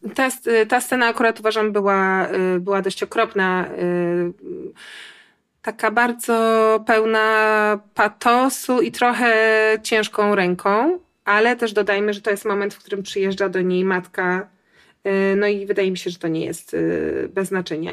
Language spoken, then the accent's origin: Polish; Warsaw, Masovian Voivodeship, Poland; ja jestem z Warszawy